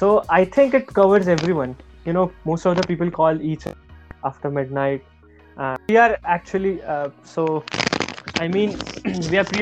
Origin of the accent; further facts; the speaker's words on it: Nigeria; So, if you consider me, I'm from Nigeria, then I'm much more